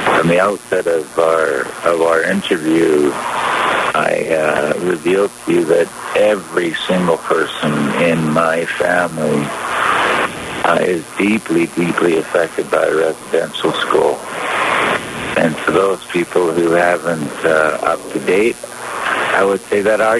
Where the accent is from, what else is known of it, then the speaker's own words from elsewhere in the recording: British Columbia, Canada; ourselves as British Columbians and Canadians